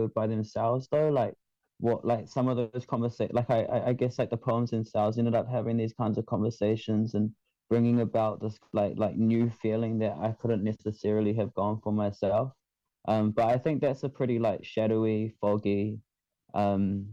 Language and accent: English; Manurewa, Auckland, New Zealand; also born or lived in Kaisahu; I'm from Kaisahu, but I was raised in Manurewa.